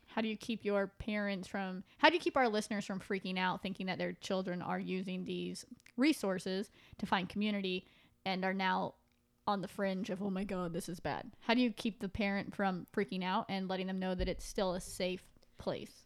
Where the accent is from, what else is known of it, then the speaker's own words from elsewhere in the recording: Pacific Northwest, United States; moved away; I'm from the Pacific Northwest and where I went to school, ninth grade was in junior high.